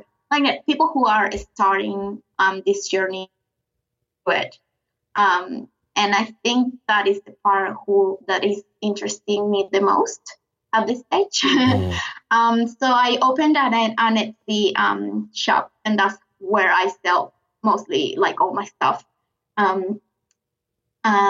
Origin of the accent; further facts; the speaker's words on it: Venezuela; accent: South American; English is a second language; moved away as an adult; now in Brisbane, Australia; I'm from Venezuela in South America. I decided to move here with my boyfriend at the time, my husband now, 8 years ago